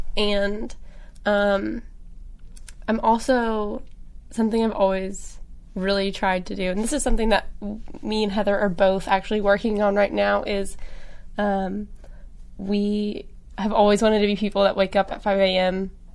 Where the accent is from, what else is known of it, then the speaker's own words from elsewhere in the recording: Jonesboro, Arkansas, United States; I'm from Arkansas, I'm from Jonesboro, and I have a big family and grew up with a lot of animals